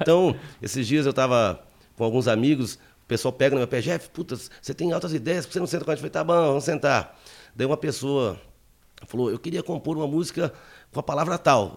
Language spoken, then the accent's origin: Portuguese; Paraná, Brazil